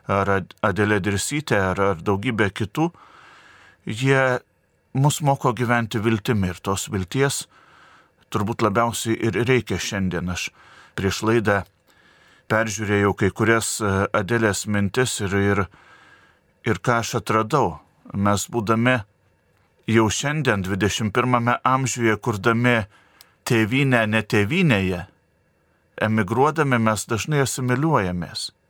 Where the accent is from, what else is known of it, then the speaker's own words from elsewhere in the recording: Lithuania; nepamiršti, nepamiršti pačių savęs, nepamiršti, kad, e, kad esam lietuviai.